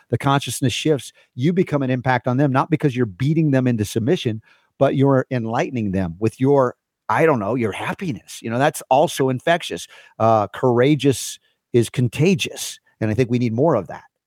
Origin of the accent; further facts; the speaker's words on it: New York City, New York, United States; moved away; I was a New Yorker when I was a kid